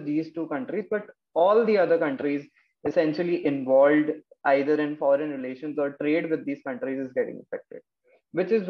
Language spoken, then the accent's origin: English; Lucknow, Uttar Pradesh, India; now in Noida, India; I'm from Lucknow, Uttar Pradesh. Currently, I'm residing in Noida.